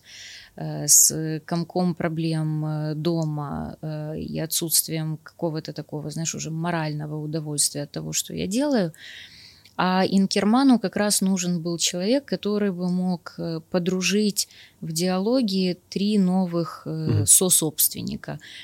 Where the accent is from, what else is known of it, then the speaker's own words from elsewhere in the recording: Kyiv, Ukraine; я киевлянка, я живу в Киеве